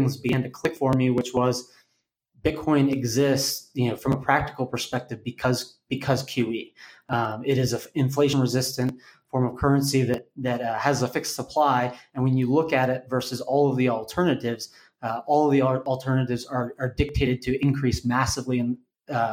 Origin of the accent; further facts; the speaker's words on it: Austin, Texas, United States; moved away; I'm originally from Austin, moved back here a couple of years ago